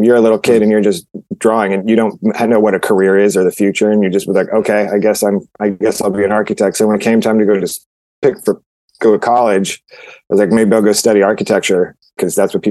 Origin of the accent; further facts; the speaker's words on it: Santa Clarita, California, United States; also born or lived in Santa Monica / Sherman Oaks; And then my mom moved out to Newhall out by like Magic Mountain in Santa Clarita